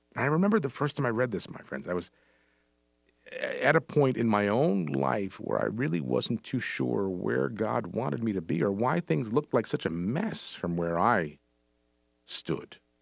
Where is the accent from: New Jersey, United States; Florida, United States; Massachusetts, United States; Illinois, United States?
New Jersey, United States; New Brunswick; I grew up in New Brunswick, up here in central Jersey.